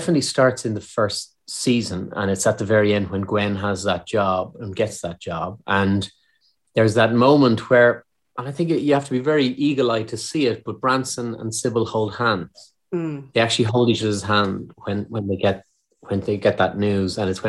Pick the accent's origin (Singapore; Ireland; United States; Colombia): Ireland; accent: Irish; being an Irish actor in the UK